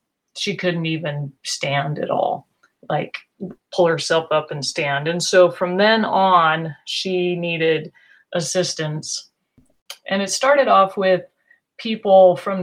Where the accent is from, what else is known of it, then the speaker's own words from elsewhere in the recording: Eastern Oregon, United States; I grew up in Eastern Oregon